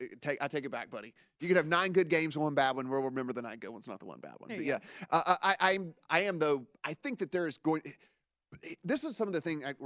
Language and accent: English; Louisiana, United States; born or raised there